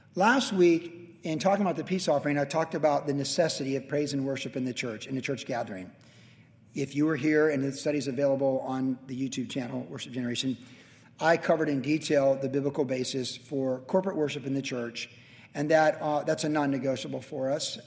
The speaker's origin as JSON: {"language": "English", "town": "Carlsbad", "region": "California", "country": "United States", "tie": "born or raised there", "said": "my hometown of Carlsbad"}